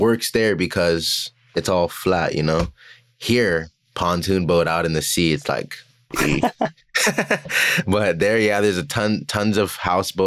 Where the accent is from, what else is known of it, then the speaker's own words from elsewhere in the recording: Florida, United States; I'm from Florida